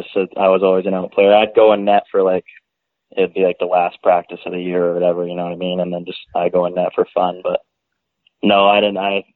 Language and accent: English; Langley, British Columbia, Canada; I'm from Langley, BC.